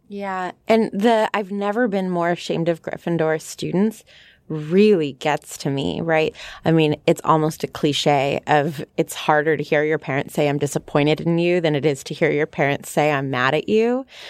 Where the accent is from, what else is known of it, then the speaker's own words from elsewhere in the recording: California, United States; I come from California